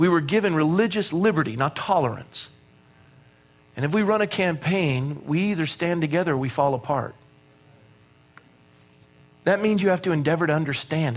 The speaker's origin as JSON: {"language": "English", "town": "Coronado", "region": "California", "country": "United States", "tie": "born or raised there", "said": "I was raised in Coronado"}